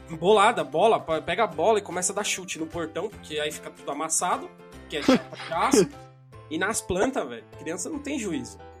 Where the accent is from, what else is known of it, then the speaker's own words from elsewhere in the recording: São Paulo, Brazil; eu moro na região do Jaraguá, no Paulo